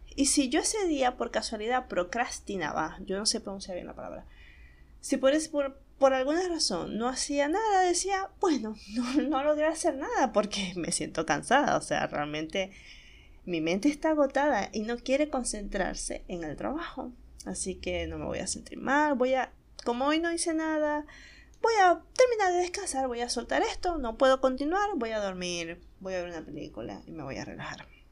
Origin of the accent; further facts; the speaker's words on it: Maracaibo, Zulia, Venezuela; accent: Maracucho; now in Argentina; estoy muy acostumbrada a hablar en maracucho, eh, eso que ustedes acaban de escuchar, el vos sabéis, vos podéis y vos te lo compráis, es la forma en que hablamos en Maracaibo